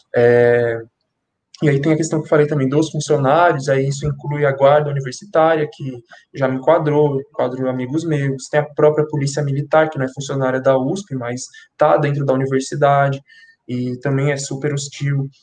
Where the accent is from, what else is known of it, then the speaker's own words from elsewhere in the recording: São Paulo, Brazil; now in Guarulhos, Brazil; eu nasci e cresci em São Paulo, na, no extremo norte de São Paulo, na Brasilândia. É, na adolescência, eu me mudei para Guarulhos com a minha família